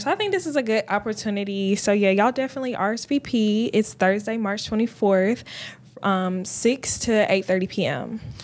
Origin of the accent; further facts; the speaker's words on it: Columbus, Georgia, United States; now in Augusta, United States; I'm from Columbus, Georgia